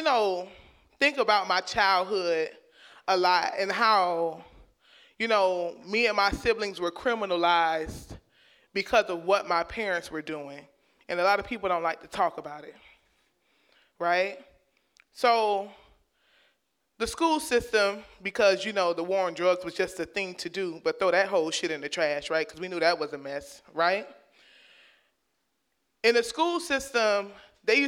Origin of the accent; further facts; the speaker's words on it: Miami, Florida, United States; where I grew up in Liberty City, my elementary school sat right there on the in the red light district